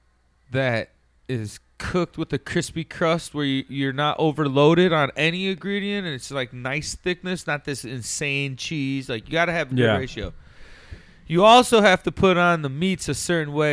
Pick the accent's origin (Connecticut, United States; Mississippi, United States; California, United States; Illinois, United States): Illinois, United States; Chicago; I'm from Chicago